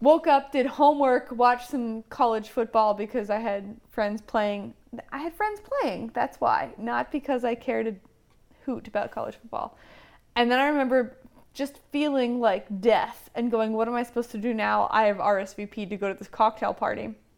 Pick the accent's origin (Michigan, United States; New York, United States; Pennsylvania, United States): Pennsylvania, United States; Lancaster County; I grew up in Lancaster County, and so there have been a lot of Amish in my life.